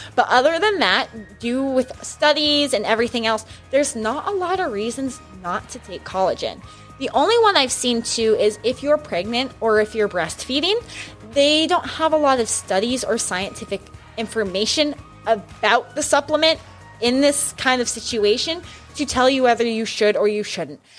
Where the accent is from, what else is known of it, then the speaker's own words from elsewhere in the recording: New Mexico, United States; I grew up in New Mexico